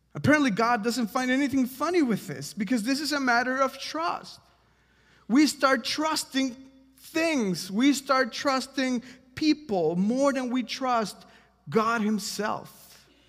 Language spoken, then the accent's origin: English; Mexico; now in Washington, D.C., United States; I'm from Mexico, if you don't know this, and, um, before I moved to America